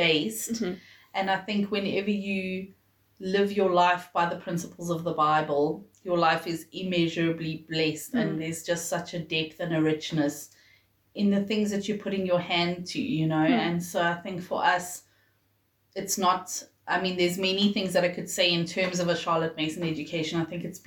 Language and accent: English; Johannesburg, Gauteng, South Africa; also born or lived in Pietermaritzburg; I was born in Pietermaritzburg, but my parents moved to Johannesburg, I think I was a year old, so really I'm a Joburger through and through.